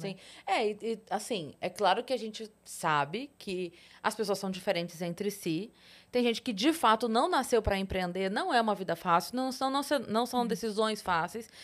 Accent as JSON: {"language": "Portuguese", "town": "Sorocaba", "region": "São Paulo", "country": "Brazil", "said": "eu sou de Sorocaba."}